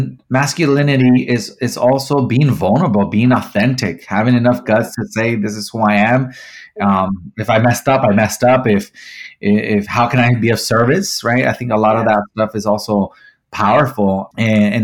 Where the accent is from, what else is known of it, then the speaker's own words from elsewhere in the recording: Mexico; growing up, I grew up in Mexico